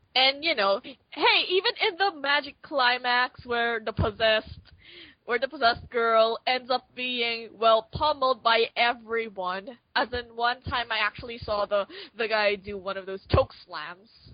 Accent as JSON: {"language": "English", "country": "Philippines", "said": "I'm from the Philippines"}